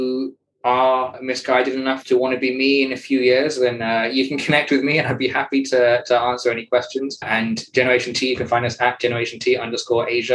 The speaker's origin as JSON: {"language": "English", "country": "United Kingdom", "said": "a British male in his early 30s"}